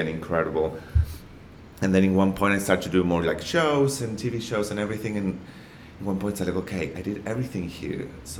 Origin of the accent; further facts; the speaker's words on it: Argentina; English is a second language; moved away as an adult; also born or lived in Buenos Aires, Argentina / Mexico; now in Australia; I'm from Argentina.